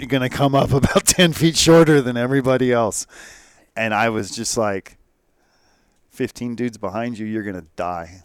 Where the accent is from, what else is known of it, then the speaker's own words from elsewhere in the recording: Escondido, California, United States; I'm from Escondido